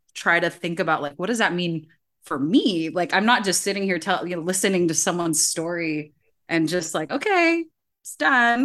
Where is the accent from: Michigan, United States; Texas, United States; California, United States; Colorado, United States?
California, United States; I grew up Filipino in California